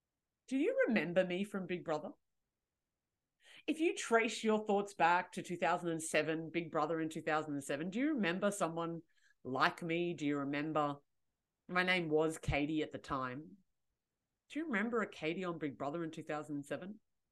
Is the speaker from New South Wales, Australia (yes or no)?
no; Canberra, Australian Capital Territory, Australia; I'm 23. I'm from Canberra and blah, blah, blah, blah, blah.